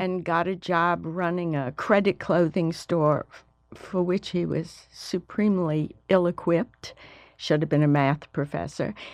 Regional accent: Alabama, United States; moved away as an adult; I was the first person from Alabama since nineteen eighteen to go

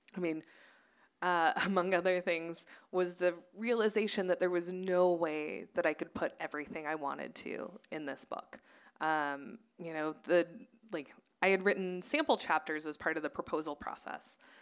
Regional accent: Nevada, United States; now in Los Angeles, United States; having grown up in Nevada

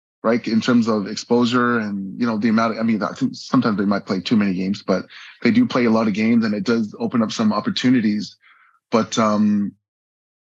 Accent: Vancouver, British Columbia, Canada; moved away as an adult; also born or lived in Port Coquitlam, Canada; now in Abu Dhabi, United Arab Emirates; growing up in Vancouver

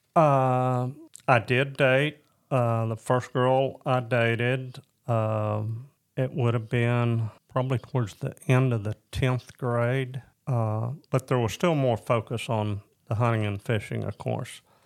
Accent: Lincoln, Arkansas, United States; also born or lived in Decatur, Illinois / Springdale, Arkansas / Florida / Ozark, Arkansas; So the majority of my time was spent being raised in Lincoln, Arkansas.

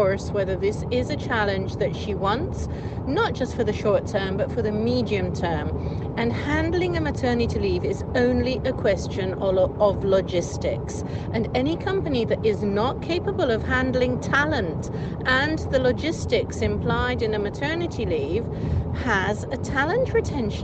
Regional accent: Switzerland; from Switzerland. I happen to be in Ireland at the moment

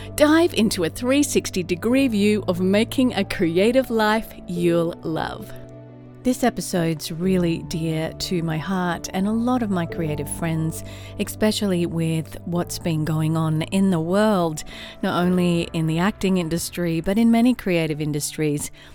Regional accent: Australia; also born or lived in London / California; now in Atlanta, United States; I'm an Aussie in Atlanta, Georgia, U S

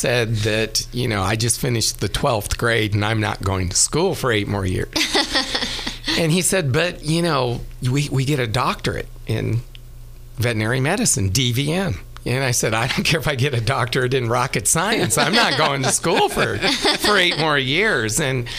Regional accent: Escalon, California, United States; I grew up in the Central Valley near the town of Modesto, little farming town called Escalon. My dad and my grandfather farmed wine grapes in almonds

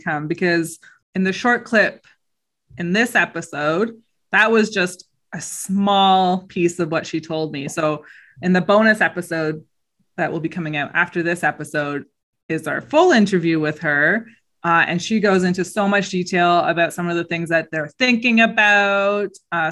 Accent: Hamilton, Ontario, Canada; I'm from Hamilton.

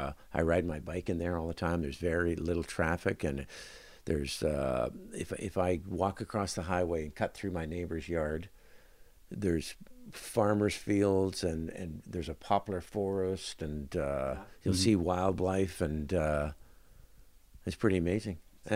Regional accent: Winnipeg, Manitoba, Canada; In Winnipeg.

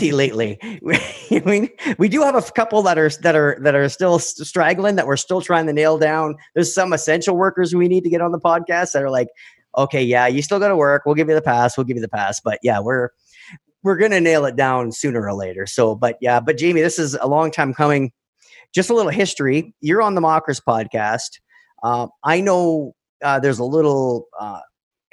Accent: Canada; We're Canadian

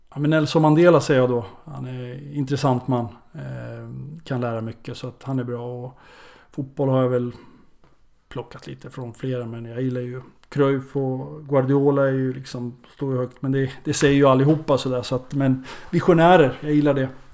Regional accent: Örebro, Örebro County, Sweden; born or raised there; moved away

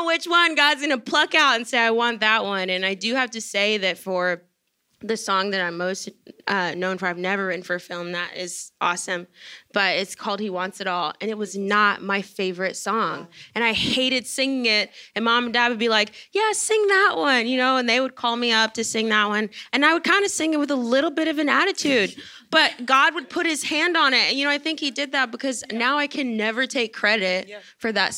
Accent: Shreveport, Louisiana, United States; I'm from Shreveport

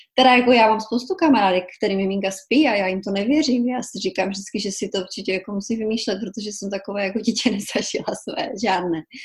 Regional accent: Kobeřice, Czechia; moved away as an adult; now in New Orleans, United States; původně pocházím z České republiky, z takové malé vesnice, jmenuje se to Kobeřice

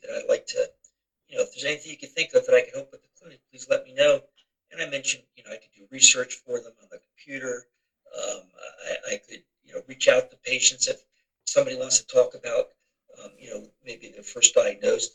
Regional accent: Philadelphia, Pennsylvania, United States; my hometown baseball team plays such a prominent role

